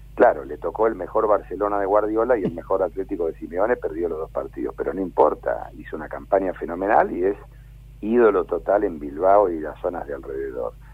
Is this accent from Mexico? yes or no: no; Buenos Aires, Argentina; Soy, porteño